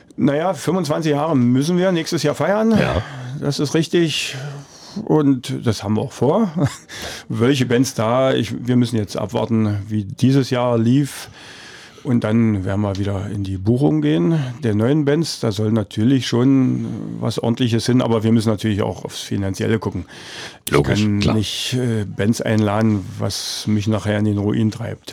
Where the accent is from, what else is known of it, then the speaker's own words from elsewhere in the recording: Forst, Brandenburg, Germany; ich bin in Forst geboren